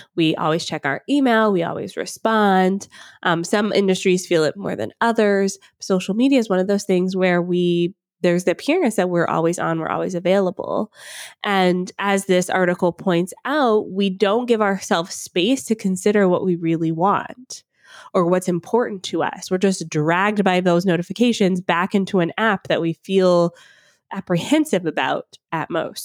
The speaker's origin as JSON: {"language": "English", "town": "Atlanta", "region": "Georgia", "country": "United States", "tie": "born or raised there", "moved": "yes", "lives_now": "Ontario, Canada", "said": "I grew up in Atlanta, Georgia"}